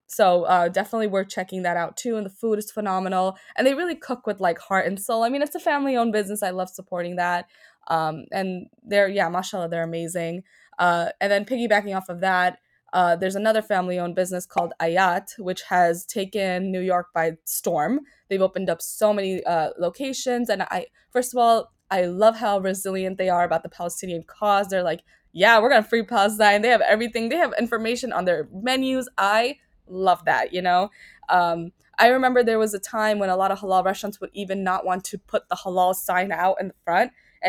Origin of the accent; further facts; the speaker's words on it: Pakistan; Every time I go, they ask me where I'm from. And I'm like, yeah, I'm from Pakistan.